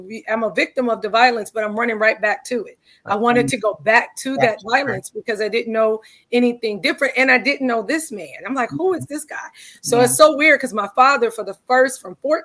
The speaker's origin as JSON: {"language": "English", "town": "Cleveland", "region": "Ohio", "country": "United States", "tie": "born or raised there", "said": "Cleveland, Ohio is my hometown"}